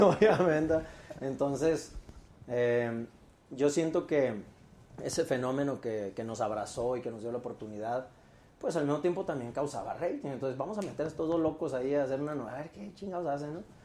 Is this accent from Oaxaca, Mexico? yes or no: no; Mexicali, Baja California, Mexico; moved away as an adult; now in Mexico City, Mexico; Yo nací en Mexicali y, y llegué acá hace 17 años.